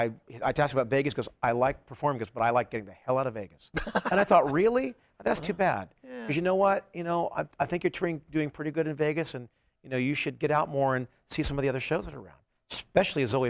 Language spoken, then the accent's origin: English; England, United Kingdom; accent: English; I talked with an English accent. I mean, I am English